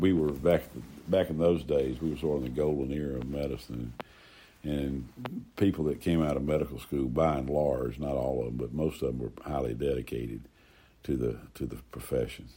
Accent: Greenville, United States; I was born in Greenwood Memorial Hospital downtown Greenville

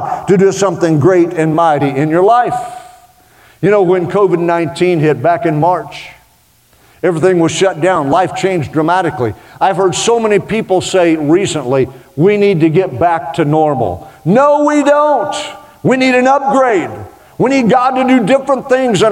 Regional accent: Oklahoma, United States; it's just the Okie in me

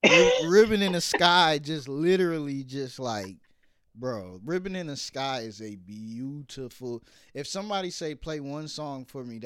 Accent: New York, United States; And I'm from New York originally, but moved all over.

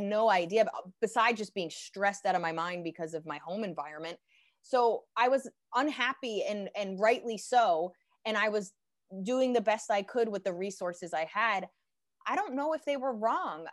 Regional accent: Pennington, New Jersey, United States; also born or lived in Princeton, New Jersey; I grew up, um, kinda half in Princeton, and then by the time I went to high school, I was in Pennington, New Jersey

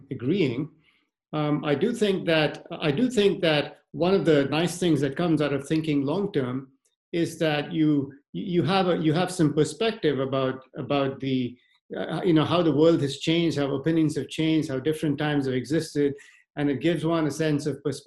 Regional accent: India; growing up in India, I spent, you know, several hours walking around with a stick in a field

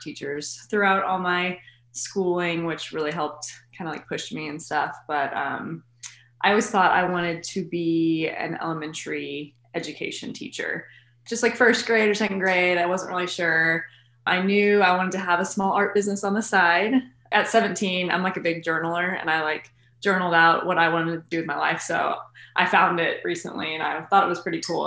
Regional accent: Lexington, Kentucky, United States; I was born in Lexington, lived here my whole life elementary through high school here

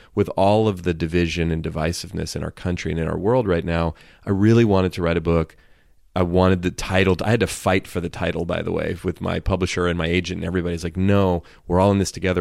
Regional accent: Oakland, California, United States; I grew up in Oakland, California.

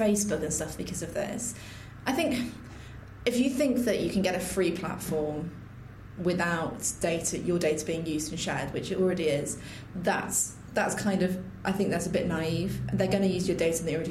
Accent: the North, the north of England, United Kingdom; I'm from the North

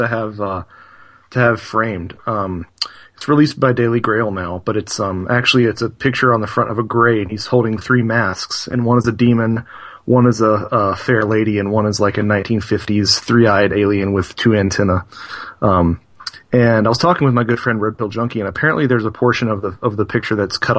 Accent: North Carolina, United States; We're both from North Carolina

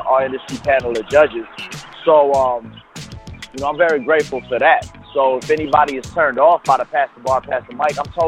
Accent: Illinois, United States; now in Atlanta, United States; I'm from Illinois.

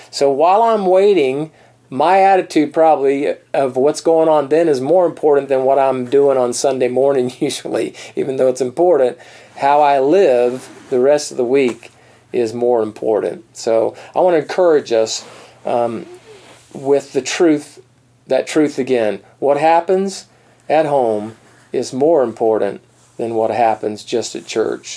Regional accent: East Coast of Florida, United States; moved away; also born or lived in Colorado; I'm from the East Coast.

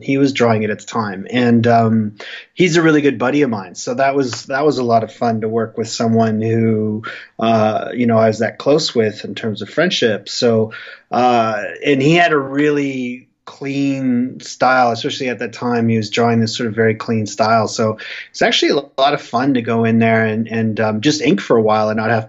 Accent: Alberta, Canada; also born or lived in Vancouver; now in Calgary, Canada; I was born in Alberta, so I did grow up a Flames fan back in the 80s

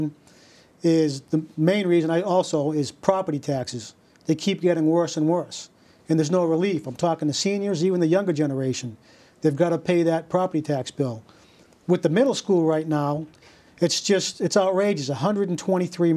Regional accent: Leominster, Massachusetts, United States; moved away as an adult; also born or lived in New York; now in Beverly, United States; went to Leominster, Massachusetts, where I grew up, went to high school and graduated

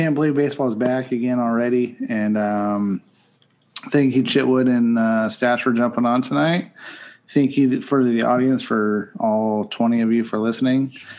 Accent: Western Pennsylvania, United States; I grew up in Western Pennsylvania.

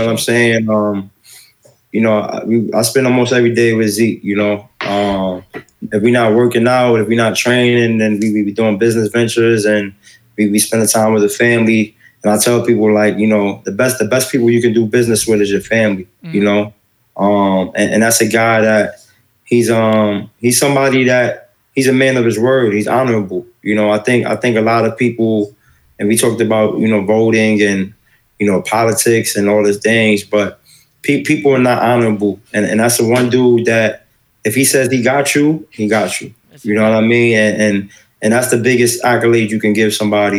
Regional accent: New York City, New York, United States; we come from New York City

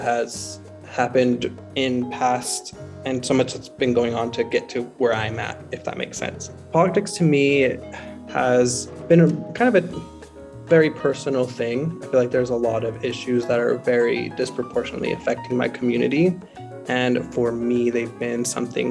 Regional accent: the West Side, Utah, United States; I grew up on the West Side

